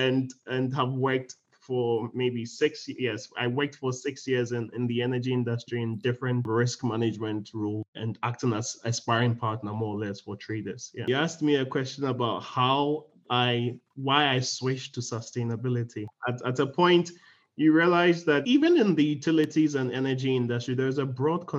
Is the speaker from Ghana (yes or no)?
yes; Ghana; I'm from Ghana. Because I grew up also like you in a pastoral family, we used to move around a lot